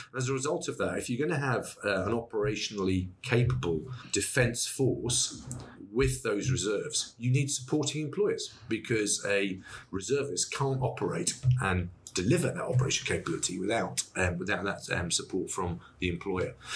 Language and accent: English; Wiltshire, South West England, United Kingdom; I'm from Wiltshire